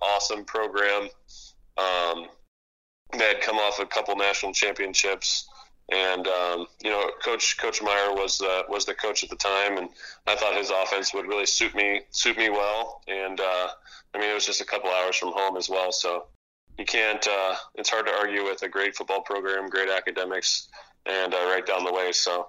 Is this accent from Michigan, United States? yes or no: no; Orlando, Florida, United States; also born or lived in Japan; I am from Orlando, Florida. I grew up in a Navy family, so my dad was in the Navy, so we bounced around a little bit when I was younger. Ended up living in Japan for 3 years before my dad retired back in Orlando.